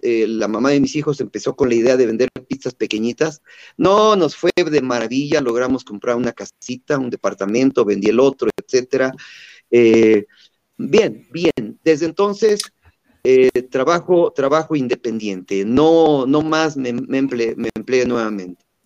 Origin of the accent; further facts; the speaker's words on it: Chapantongo, Hidalgo, Mexico; moved away; mi pueblito natal de Chapatongo